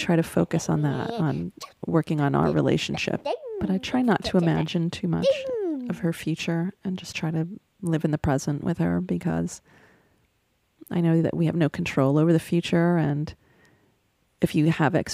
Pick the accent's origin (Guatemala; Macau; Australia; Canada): Canada; Montreal, Quebec; now in Brooklyn, United States; I'm from Montreal, Canada, and I live in Brooklyn